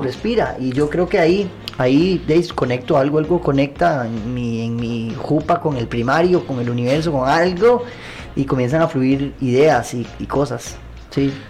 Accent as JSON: {"language": "Spanish", "country": "Costa Rica", "tie": "born or raised there", "also_born_or_lived": "Washington, DC, United States / Pittsburgh, United States", "said": "cuando llegué de Pittsburgh a Costa Rica"}